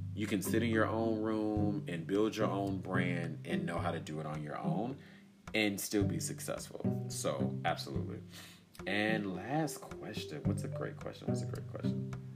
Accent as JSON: {"language": "English", "town": "Durham", "region": "North Carolina", "country": "United States", "said": "you guys know I'm from Bull City. I'm from Durham, North Carolina."}